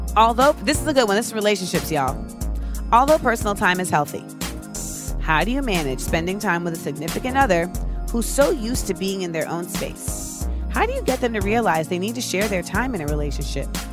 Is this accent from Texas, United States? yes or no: no; Orlando, Florida, United States; growing up in Orlando